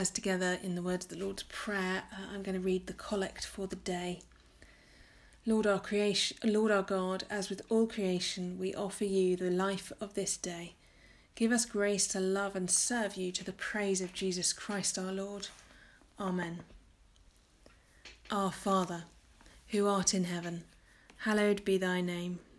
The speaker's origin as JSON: {"language": "English", "region": "Tennessee", "country": "United States", "tie": "born or raised there", "said": "I grew up in the Bible Belt in East Tennessee, where there's a church building on nearly every corner."}